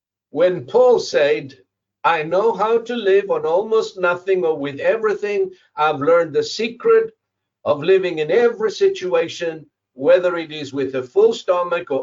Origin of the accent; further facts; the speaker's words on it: Zimbabwe; moved away as an adult; I came from Zimbabwe, from a double-story house